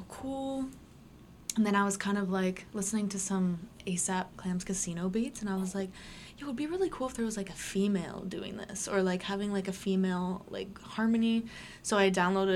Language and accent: English; Brampton, Ontario, Canada; born or raised there; also born or lived in Milton, Ontario